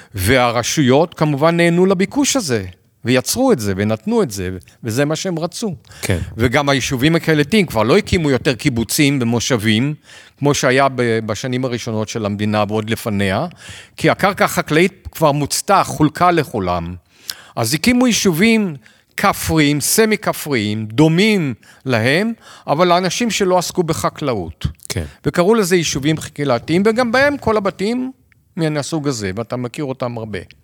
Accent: Israel; בתור ישראלים

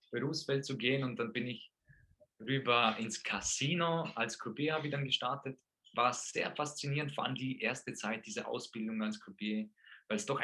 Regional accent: Vorarlberg, Austria; also born or lived in Poland; ich bin in Polen geboren und aufgewachsen bis sechs Jahre in Polen. Dann sind wir nach Österreich gekommen durch meinen Vater der Fußballprofi war und eben nach Österreich gekommen ist. Das war in Vorarlberg. Und dann sind wir hier aufgewachsen

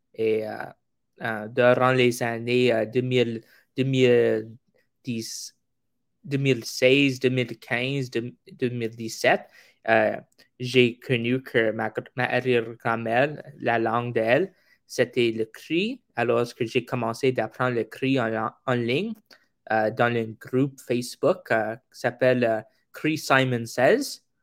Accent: Gimli, Manitoba, Canada; first language English; French is a second language; C'est anglais première parce que je suis au Manitoba

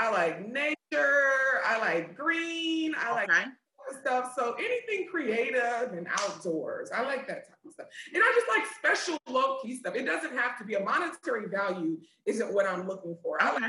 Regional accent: Detroit, Michigan, United States; I'm from Detroit

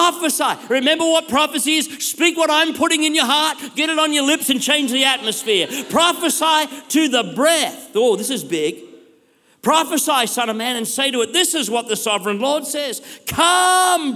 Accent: Australia; I'm an Aussie bloke.

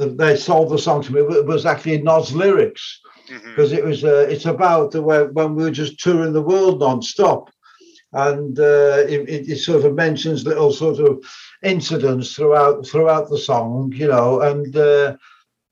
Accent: Wolverhampton, West Midlands, United Kingdom; from my hometown to where I had an apartment, just on the outskirts of our hometown, Wolverhampton

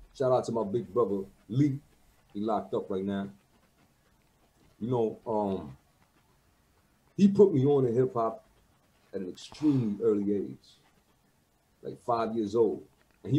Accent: Montreal, Quebec, Canada; But I grew up in Saint-Michel. I went to high school in Saint-Michel

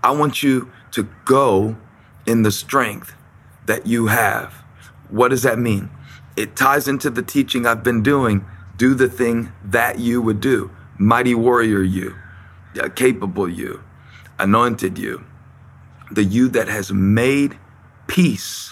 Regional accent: Moncks Corner, South Carolina, United States; I'm from Monk's Corner. I'm from Manasseh. And I wasn't a star athlete at Berkeley High School.

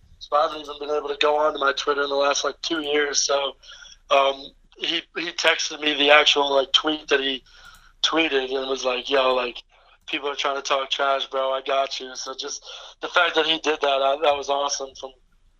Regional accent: Poughkeepsie, New York, United States; I'm from Poughkeepsie. So we grew up playing local AAU together

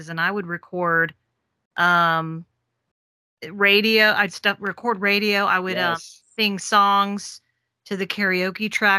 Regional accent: Memphis, Tennessee, United States; moved away; I'm from Memphis originally

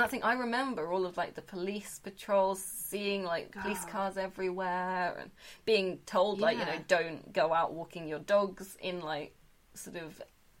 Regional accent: United Kingdom; So I'm painfully British.

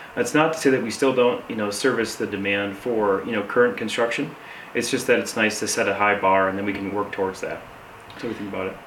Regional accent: Saginaw, Michigan, United States; now in Grand Junction, United States; I'm originally from Michigan, and I currently am living in Colorado in Grand Junction

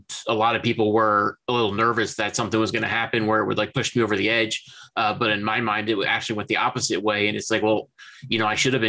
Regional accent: Philadelphia, Pennsylvania, United States; now in New Jersey, United States; I was born in Chestnut Hill Hospital in Philadelphia. I grew up and I've lived my entire life within about 25, 30 miles of the city of Philadelphia

